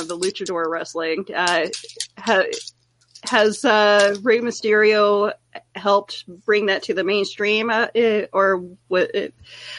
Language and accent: English; Canada; I'm Canadian